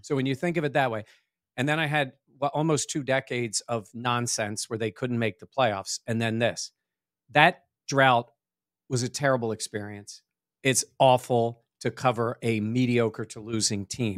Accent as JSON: {"language": "English", "region": "Southern New Jersey", "country": "United States", "tie": "born or raised there", "also_born_or_lived": "Ithaca, New York / Binghamton, New York", "moved": "as an adult", "lives_now": "Rochester, United States", "said": "I grew up in New Jersey, Southern New Jersey"}